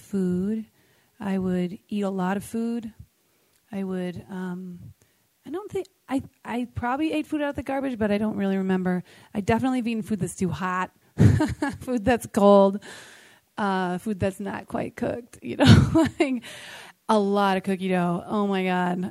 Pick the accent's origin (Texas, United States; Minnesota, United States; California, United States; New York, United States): California, United States; San Francisco; I'm from San Francisco